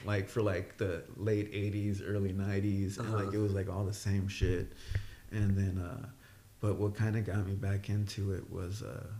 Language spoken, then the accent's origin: English; Texas, United States; I'm from Texas